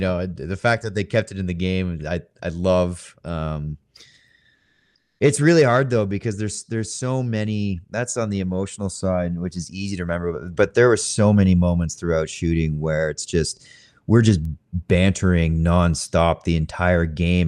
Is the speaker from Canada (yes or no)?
yes; Canada; I'm Canadian as well